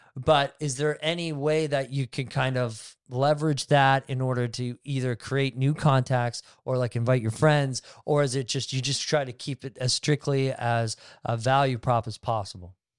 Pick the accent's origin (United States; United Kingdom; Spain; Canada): Canada; Barrie, Ontario; also born or lived in Innisfil; I grew up in Barrie and Innisfil